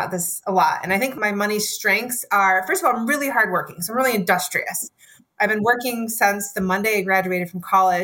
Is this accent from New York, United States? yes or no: no; Michigan, United States; also born or lived in Chicagoland area, Illinois; I was born in the Chicagoland area. I was raised in Michigan